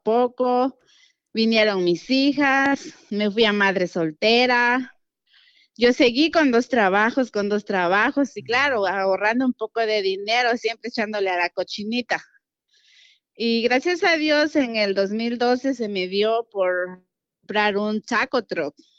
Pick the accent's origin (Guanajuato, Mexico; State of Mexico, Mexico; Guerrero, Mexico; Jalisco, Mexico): Guerrero, Mexico; moved away as an adult; now in Houston, United States; soy de Guerrero, Atlapa Guerrero